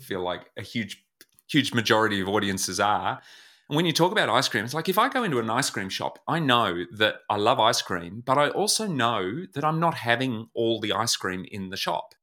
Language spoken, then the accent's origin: English; Melbourne, Victoria, Australia; I was born in Melbourne, where I live now